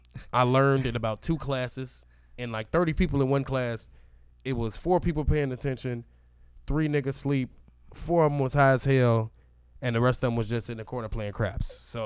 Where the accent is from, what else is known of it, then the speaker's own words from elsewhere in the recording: Gary, Indiana, United States; moved away; growing up in Gary